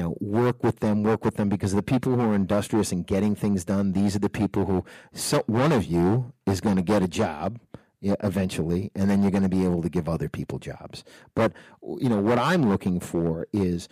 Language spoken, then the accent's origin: English; Nashua, New Hampshire, United States; me growing up in Nashua, New Hampshire